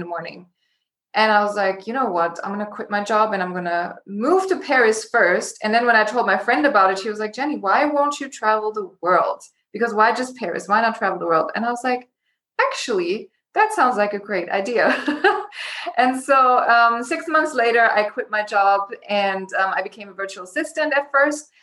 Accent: Germany; moved away as an adult; also born or lived in Los Angeles, United States; I was born and raised in Germany in a small town. And when I was 19, I decided to move to LA by myself

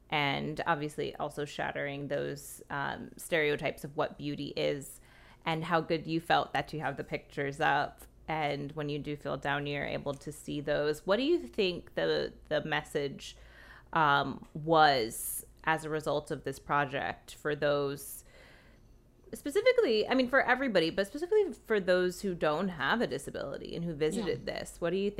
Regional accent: New Jersey, United States; I'm from New Jersey.

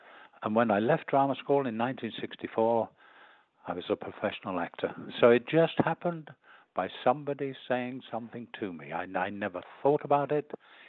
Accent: London, United Kingdom; born there; accent: Cockney; I was born in the East End of London in Whitechapel, and I had such a strong Cockney accent when we started the drama school.

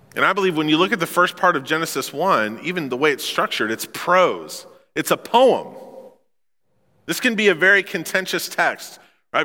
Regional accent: Memphis, Missouri, United States; I come from Memphis, Missouri

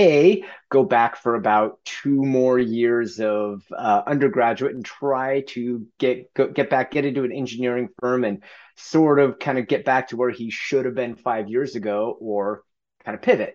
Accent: Gresham, Oregon, United States; So if you go a little ways to the east of Portland, there's a suburb called Gresham. That's where I grew up

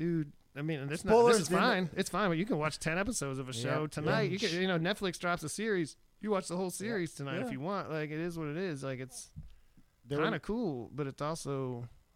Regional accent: Erie, Pennsylvania, United States; now in Austin, United States; growing up in Erie, Pennsylvania

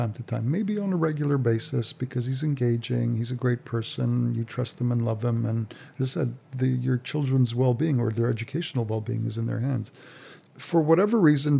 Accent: Montreal, Quebec, Canada; moved away; We're from Montreal originally

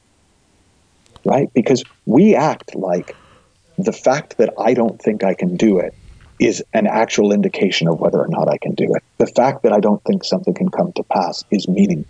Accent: Massachusetts, United States; the town I grew up in Massachusetts

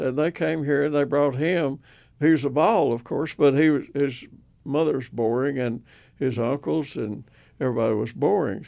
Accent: Surgoinsville, Tennessee, United States; moved away as an adult; also born or lived in Tuscaloosa, Alabama; Hawkins County, Tennessee, uh, a place called Sir Goynesville

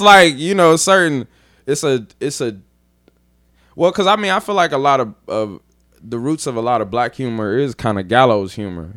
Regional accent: Dayton, Ohio, United States; moved away as an adult; also born or lived in Columbus; now in New Orleans, United States; I'm from Dayton

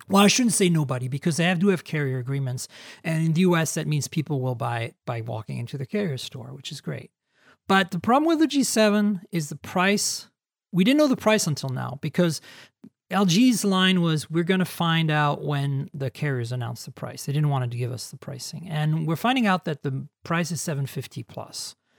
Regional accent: Canada; moved away as an adult; now in United States; I'm a Canadian, so I s, I have a hard time with Zs. I forget that there's Zs in the U S, even though I've lived in the U S twenty years

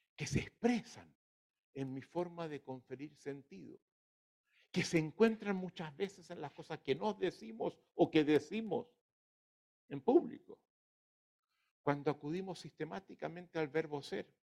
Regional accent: Chile; somos los, los chilenos

